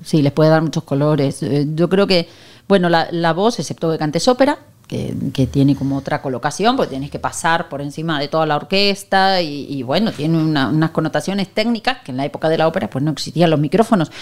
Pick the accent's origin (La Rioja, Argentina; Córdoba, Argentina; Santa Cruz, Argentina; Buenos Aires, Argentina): Buenos Aires, Argentina; moved away as an adult; now in Spain; yo me voy a quedar en España un año, porque yo soy de Buenos Aires